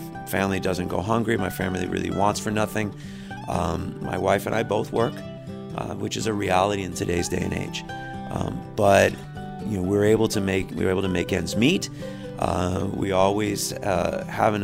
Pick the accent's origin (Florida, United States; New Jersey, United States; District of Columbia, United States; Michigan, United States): Florida, United States; Miami; born or raised there; also born or lived in Texas